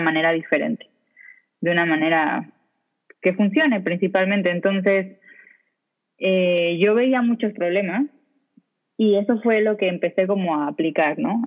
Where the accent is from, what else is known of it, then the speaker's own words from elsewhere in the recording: Mexico; moved away as an adult; now in Spain; tengo más o menos cuatro años viviendo acá en España. Yo me fui de México con un objetivo profesional de trabajo directamente